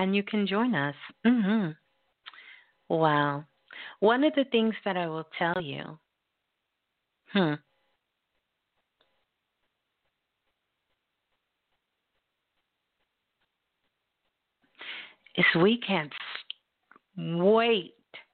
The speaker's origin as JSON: {"language": "English", "town": "Brooklyn", "region": "New York", "country": "United States", "tie": "born or raised there", "said": "Brooklyn, my hometown"}